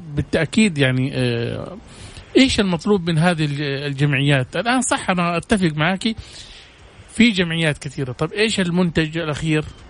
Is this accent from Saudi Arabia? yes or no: yes; Saudi Arabia; عندنا في السعودية